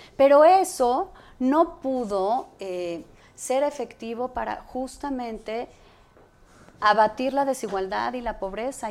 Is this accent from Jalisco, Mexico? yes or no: no; Mexico City, Mexico; yo crecí en la Ciudad de México y viví aquí